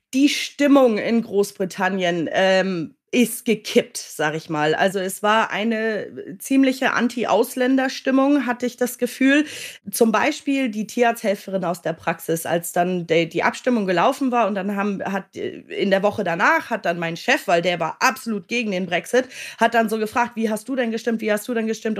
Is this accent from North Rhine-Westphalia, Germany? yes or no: no; Hamburg, Germany; moved away as an adult; also born or lived in United Kingdom; ich komme ja gebürtig aus Hamburg